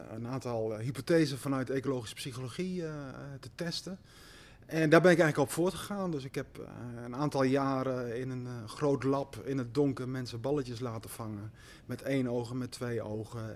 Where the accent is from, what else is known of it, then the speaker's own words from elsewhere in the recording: Slagharen, Overijssel, Netherlands; moved away as an adult; also born or lived in Amsterdam / Hong Kong; Slagharen, waar ik geboren ben en, en opgegroeid naast het ponypark